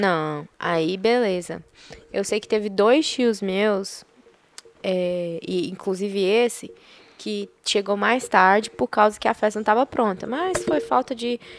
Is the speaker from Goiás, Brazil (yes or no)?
yes; Goiás, Brazil; porque eu sou de Goiás